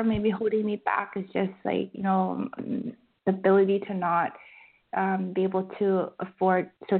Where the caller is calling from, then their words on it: Vancouver, British Columbia, Canada; from Vancouver.